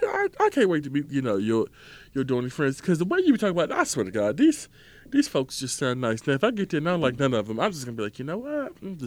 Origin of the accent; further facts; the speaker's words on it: Maryland, United States; I tell them I'm from Maryland